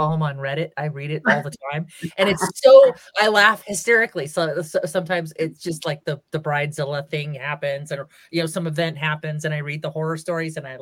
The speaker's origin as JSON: {"language": "English", "region": "California", "country": "United States", "moved": "yes", "lives_now": "New Mexico, United States", "said": "I'm from California."}